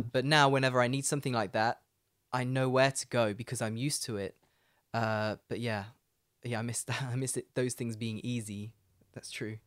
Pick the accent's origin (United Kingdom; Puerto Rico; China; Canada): United Kingdom; Leicester, East Midlands; moved away as an adult; Leicester, where I'm from, is the furthest away you can get from the sea in Britain